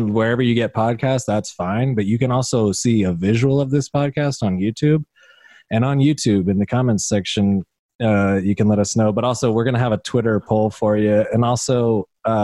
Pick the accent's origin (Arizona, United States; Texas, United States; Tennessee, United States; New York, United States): Arizona, United States; Avondale; also born or lived in Indiana; now in Los Angeles, United States; Then I moved to Arizona and grew up there since I was 5